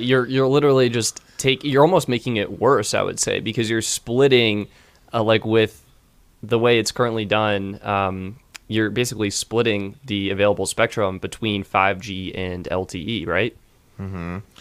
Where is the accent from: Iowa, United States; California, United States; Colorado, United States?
Colorado, United States; Longmont; my hometown in Longmont